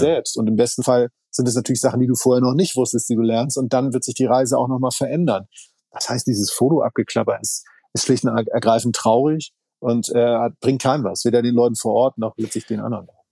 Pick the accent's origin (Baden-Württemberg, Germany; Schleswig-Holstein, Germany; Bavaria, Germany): Schleswig-Holstein, Germany; ich komme aus Schleswig-Holstein. Das heißt, alle meine Kindheit